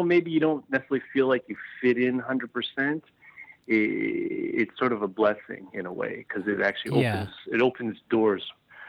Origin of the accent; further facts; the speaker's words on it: Vancouver, British Columbia, Canada; Definitely. Churchill was probably at least 80% Chinese, not even just Asian.